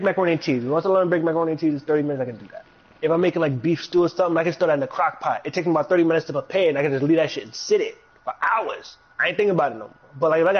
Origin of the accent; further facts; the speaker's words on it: New York City, New York, United States; I'm from the Bronx. Nothing but Dominican seasoning and all my shit.